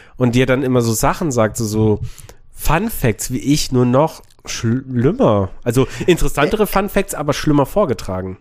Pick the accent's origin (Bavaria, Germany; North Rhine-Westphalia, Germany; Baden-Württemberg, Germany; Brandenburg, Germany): Bavaria, Germany; Memmingen; meine Heimat, nee, Memmingen